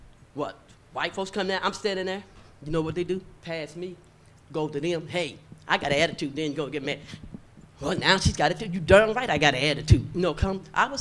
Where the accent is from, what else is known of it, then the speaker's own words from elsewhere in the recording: Owensboro, Kentucky, United States; born there; also born or lived in Wisconsin; But I was born here in Owensboro. Mm-hmm. Owensboro had not changed since I was a child.